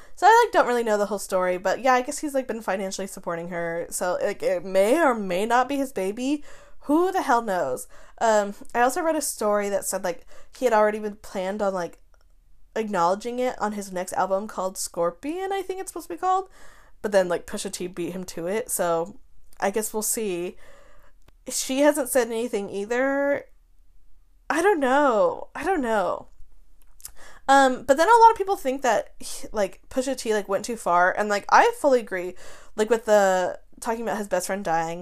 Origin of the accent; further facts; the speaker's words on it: Wyoming, United States; moved away; I'm from Wyoming. My whole family's from Wyoming.